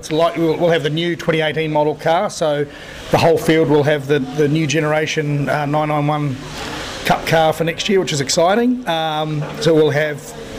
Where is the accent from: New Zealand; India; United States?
New Zealand; now in Australia; And being a Kiwi, I'm quite happy to promote good products that come from New Zealand in Australia.